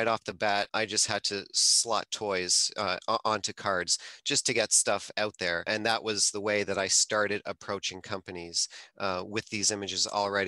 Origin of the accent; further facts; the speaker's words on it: Toronto, Ontario, Canada; I'm from the Toronto area